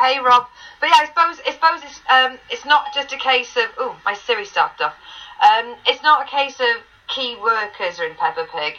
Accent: England, United Kingdom; because I'm well English.

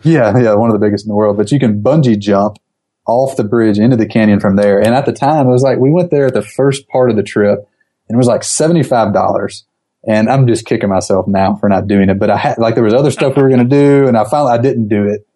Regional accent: Gulf Coast, Alabama, United States; I grew up on the Gulf Coast

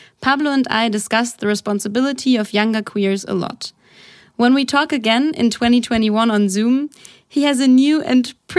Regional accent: Germany; I'm from Germany

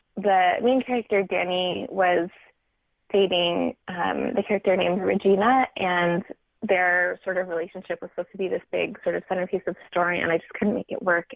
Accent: Silicon Valley, California, United States; I grew up in the Silicon Valley and continue to live in California

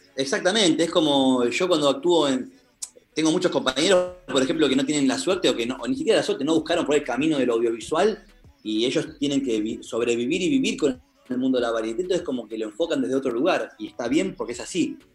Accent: Buenos Aires, Argentina; yo soy de Buenos Aires

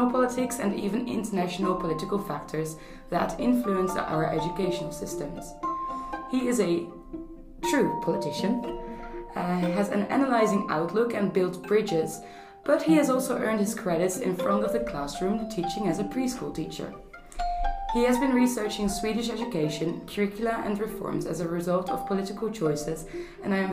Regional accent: Netherlands; I'm so tiny as a Dutch person.

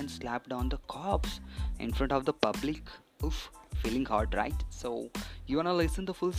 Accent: India; We are Indian and we do the same stuff, right?

